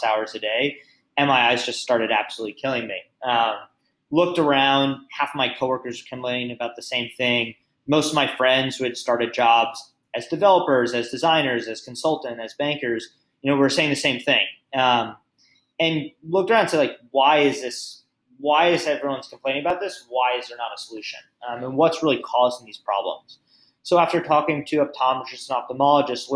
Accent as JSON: {"language": "English", "region": "New York", "country": "United States", "also_born_or_lived": "Las Vegas", "moved": "as an adult", "said": "I'm from New York, but I moved to Las Vegas"}